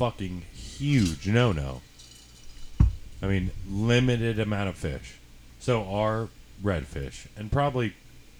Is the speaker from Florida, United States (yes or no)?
yes; Tampa Bay area, Florida, United States; I'm originally from the Tampa Bay area